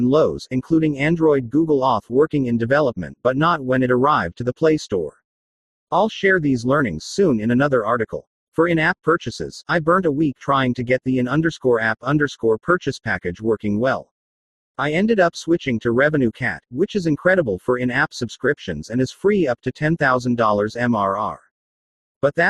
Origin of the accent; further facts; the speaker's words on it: Australia; Australia, my home country